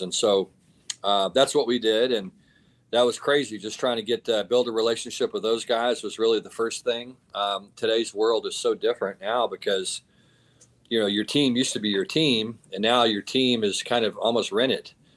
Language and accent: English; Texas, United States; I'm from Texas